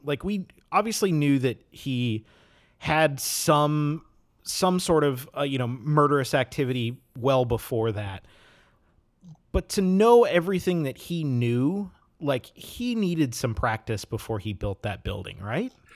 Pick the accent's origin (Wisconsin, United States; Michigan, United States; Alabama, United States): Wisconsin, United States; I grew up in Wisconsin